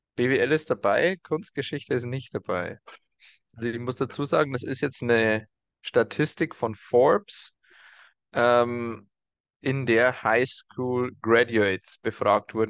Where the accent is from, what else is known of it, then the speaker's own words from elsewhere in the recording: Germany; bei uns in Deutschland